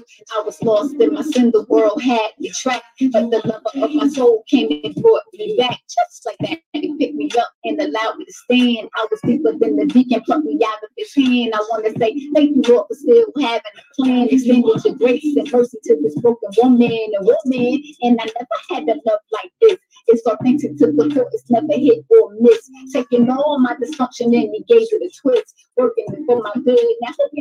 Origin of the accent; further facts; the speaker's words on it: Massachusetts, United States; also born or lived in New Jersey; now in Philadelphia, United States; I'm actually from Massachusetts, but I have put a lot of time in the Philly in Jersey. But like, now I actually live in Philly